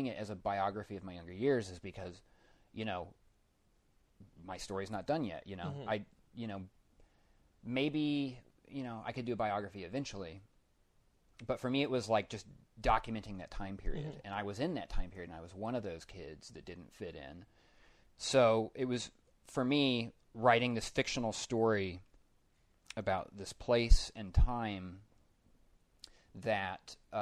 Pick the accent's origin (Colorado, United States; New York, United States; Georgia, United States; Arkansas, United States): Colorado, United States; Denver; I grew up in Denver